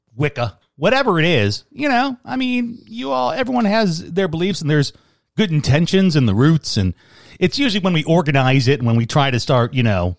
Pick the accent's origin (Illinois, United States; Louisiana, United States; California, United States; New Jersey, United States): Illinois, United States; Chicago; I grew up in Chicago